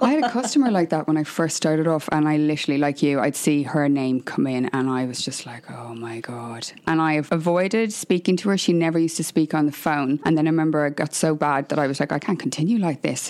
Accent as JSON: {"language": "English", "country": "Ireland", "said": "I'm Irish"}